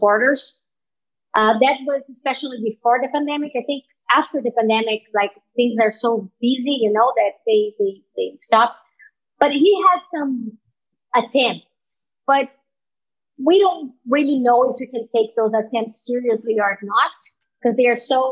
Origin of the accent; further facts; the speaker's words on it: Brazil; also born or lived in Toronto, Canada; now in New York, United States; I'm from Brazil